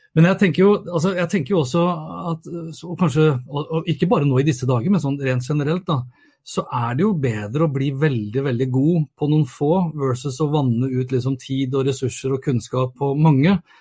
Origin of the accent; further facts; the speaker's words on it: Norway; hjemme i Norge